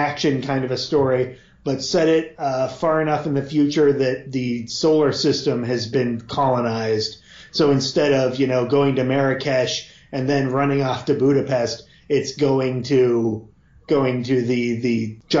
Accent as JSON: {"language": "English", "area": "near Yakima", "region": "Washington", "country": "United States", "tie": "born or raised there", "said": "I grew up near Yakima, Washington"}